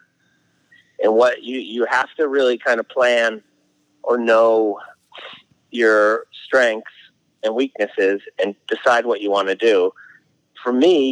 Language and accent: English; Northeast, United States; I'm from the Northeast